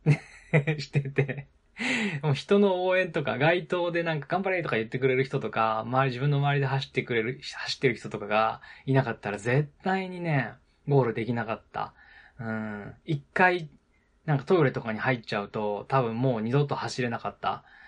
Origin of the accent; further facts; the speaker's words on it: Nagano, Japan; moved away; その当時ね、あの、地元の長野県に住んでたので